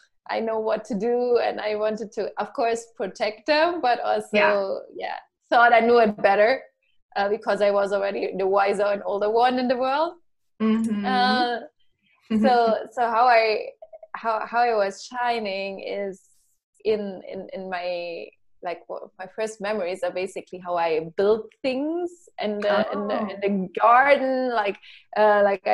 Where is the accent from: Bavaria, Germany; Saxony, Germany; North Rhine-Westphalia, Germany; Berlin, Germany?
Saxony, Germany; Leipzig; I was this kid growing up in Eastern Germany, in Leipzig, in a little village